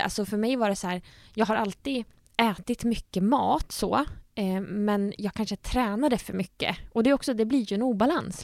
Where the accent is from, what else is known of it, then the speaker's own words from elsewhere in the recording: Nyköping, Södermanland, Sweden; moved away as an adult; now in Gothenburg, Sweden; jag fick jobb hemma i Nyköping på sjukhuset då som dietist